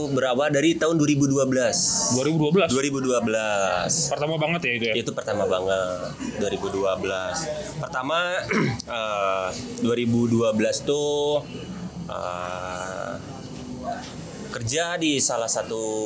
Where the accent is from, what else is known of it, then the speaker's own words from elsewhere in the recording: Singaparna, West Java, Indonesia; now in Bandung, Indonesia; Kebetulan saya aslinya dari Tasikmalaya, Pak, dari Singaparna.